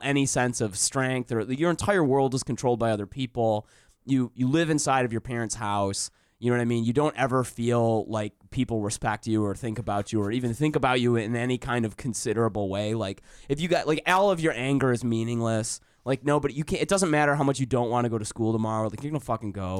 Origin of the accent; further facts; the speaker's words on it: Detroit, Michigan, United States; also born or lived in Plymouth / Canton / Southfield; I was born in Detroit, raised around Detroit